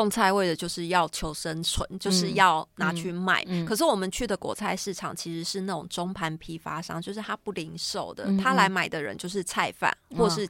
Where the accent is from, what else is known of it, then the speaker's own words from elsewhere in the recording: Yunlin County, Taiwan; moved away; also born or lived in Taipei; 其实我从小就是在云林长大的，嗯，然后搬来台北之后，其实我们家也不是住在市区里面